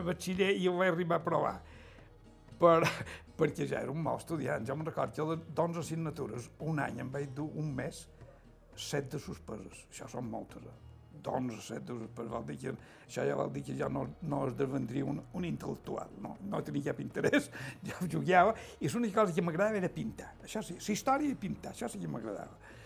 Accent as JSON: {"language": "Catalan", "area": "Es Llombards / Concos, Mallorca", "region": "Balearic Islands", "country": "Spain", "tie": "born or raised there", "said": "jo vaig néixer aquí als Concos"}